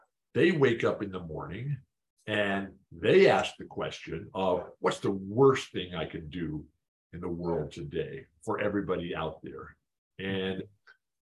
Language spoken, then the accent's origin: English; San Diego, California, United States; I live in my hometown. I'm married to the woman of my dreams, not long enough. I live in the house of my dreams, San Diego